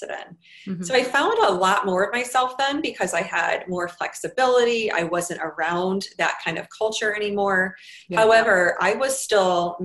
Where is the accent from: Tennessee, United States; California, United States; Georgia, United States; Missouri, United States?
Missouri, United States; St. Louis; moved away as an adult; also born or lived in New York City; I moved to New York City from St. Louis, where I lived and went to school